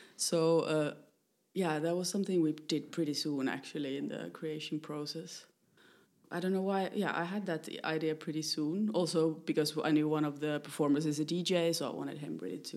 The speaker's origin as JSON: {"language": "English", "country": "Finland", "moved": "as an adult", "lives_now": "Netherlands", "said": "I'm coming originally from Finland. I've lived 20, more than 25 years in, in the Netherlands, making work."}